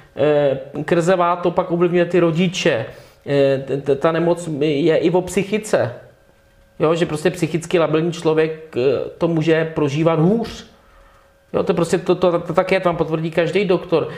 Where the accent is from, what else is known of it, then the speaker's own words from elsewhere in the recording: Czechia; u nás, v Polsku, na Slovensku, v Maďarsku, to prostě vnímáme přirozeně citlivě, protože jsme tady tu cenzuru 40 let zažili